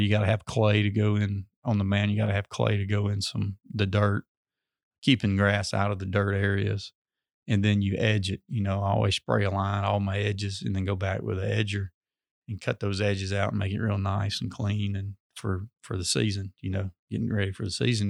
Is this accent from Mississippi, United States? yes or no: yes; Amory, Mississippi, United States; I'm originally from Amory, went to high school at Hatley